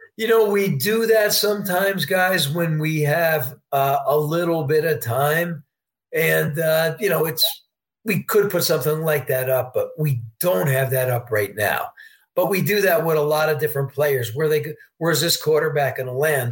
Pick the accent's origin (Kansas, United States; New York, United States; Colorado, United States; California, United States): New York, United States; Poughkeepsie; moved away; I'm a New Yorker. I'm from Poughkeepsie, New York, originally